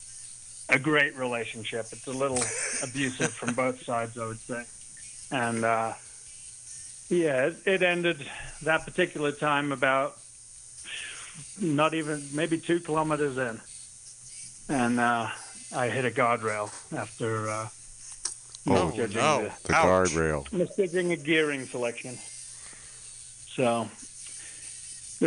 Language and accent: English; Laxey, Isle of Man; moved away as an adult; now in Verdi, United States; I'm originally from the Isle of Man, and I left there when I was 23